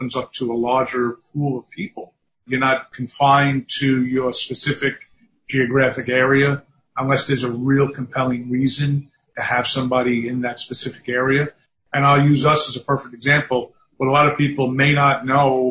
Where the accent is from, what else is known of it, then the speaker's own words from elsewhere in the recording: New York City, New York, United States; also born or lived in Staten Island, New York; native New Yorker, born and raised in Manhattan on the Lower East Side, and been in New York my whole life.